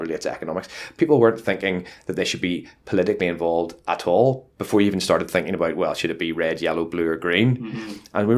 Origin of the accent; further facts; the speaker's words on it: Luton, East of England, United Kingdom; as you can tell from the accent, I'm from Luton